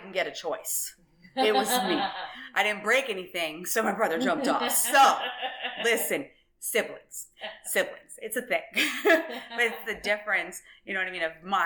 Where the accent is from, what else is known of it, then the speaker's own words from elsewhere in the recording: Orlando, Florida, United States; I grew up in Orlando. I'm from here. I grew up over by the airport in Conway